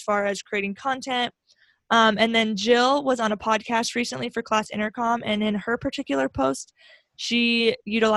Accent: Grand Island, Nebraska, United States; my hometown of Grand Island

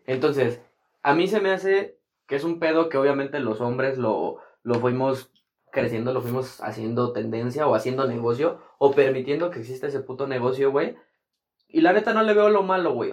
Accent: Toluca, State of Mexico, Mexico; aquí en, en, mi pueblo, güey, aquí en Toluca

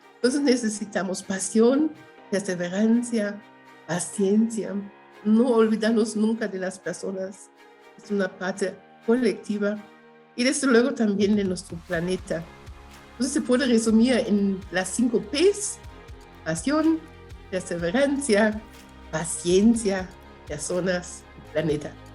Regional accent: Germany; Spanish is a second language; moved away as an adult; also born or lived in Guatemala / Chiapas, Mexico; now in Mexico City, Mexico; de Alemania porque de allí soy, nací en Alemania. Llevo más, bueno, este año voy a cumplir 42 años aquí de este lado

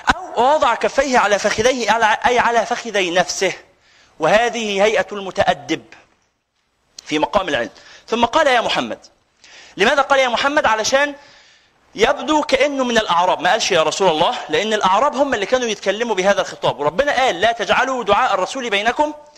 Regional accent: Egypt; لنا كمصريين

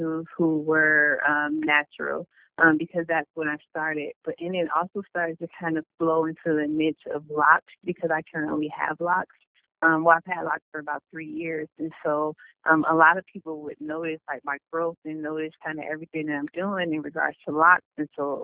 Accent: Cleveland, Ohio, United States; moved away as an adult; now in San Diego, United States; I'm from Cleveland, Ohio, and I'm currently stationed in San Diego, California

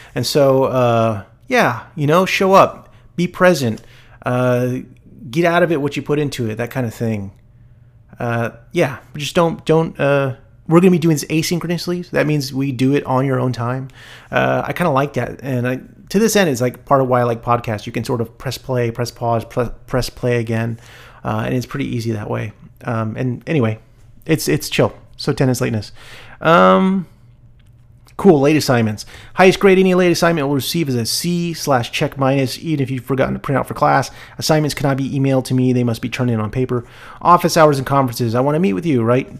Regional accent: El Paso, Texas, United States; I was born in El Paso

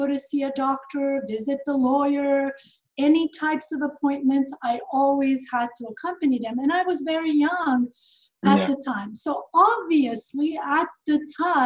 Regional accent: Sweden; first language Serbo-Croatian and Albanian; English is a second language; moved away as an adult; also born or lived in Montenegro; now in Los Angeles, United States; I was born in Montenegro, former Yugoslavia. I am Albanian by nationality. I grew up in Sweden, and I have lived in LA for about 17 years now

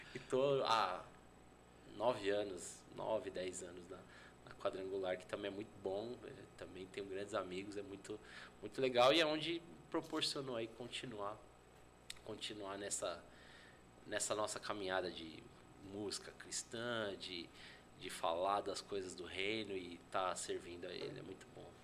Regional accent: São Paulo, Brazil; Eu sou nascido criado em São Paulo

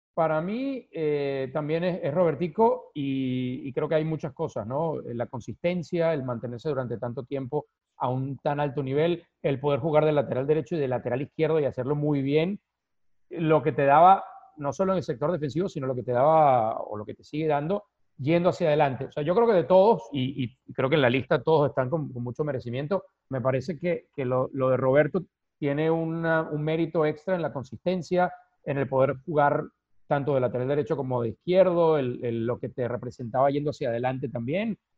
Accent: Venezuela; moved away as an adult; also born or lived in Mexico; siendo venezolano, viviendo en México en esa época

